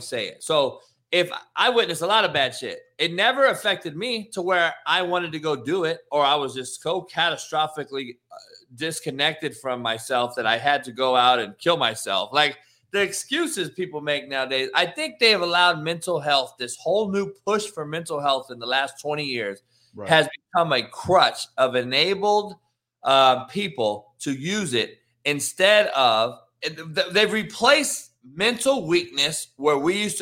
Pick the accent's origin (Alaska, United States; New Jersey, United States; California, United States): California, United States; Compton; I'm a cat from Compton who grew up with people getting smoked on my front lawn as a kid, the only white dude in the whole city